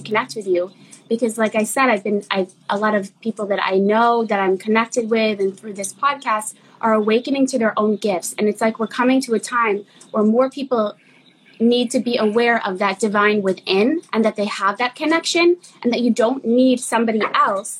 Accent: Boston, Massachusetts, United States; moved away; I'm from Boston

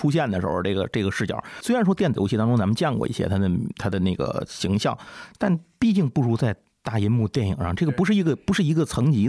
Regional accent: Tianjin, China

